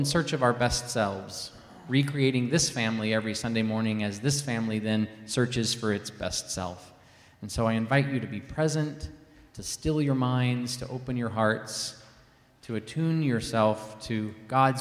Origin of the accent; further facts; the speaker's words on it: Kentucky, United States; I grew up in Kentucky, which is horse country